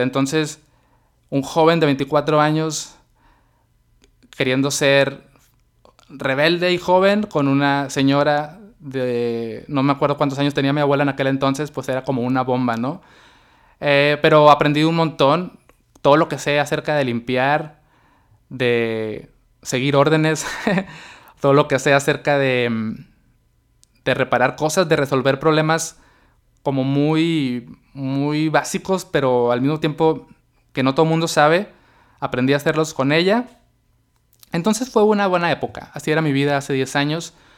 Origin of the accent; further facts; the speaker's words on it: Mexicali, Baja California, Mexico; also born or lived in Tijuana; yo decidí regresar a Mexicali, que es mi ciudad natal